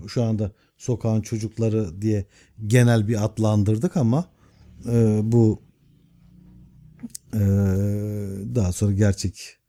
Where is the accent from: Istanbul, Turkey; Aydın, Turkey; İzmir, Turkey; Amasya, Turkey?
Istanbul, Turkey; Ben çünkü İstanbul'a aşık bir adam. Doğma büyüme Rumeli Hisar üstünde doğdum. Rumeli Hisarı'nda e, denize girerdik. Bir nevi boğaz çocuğum.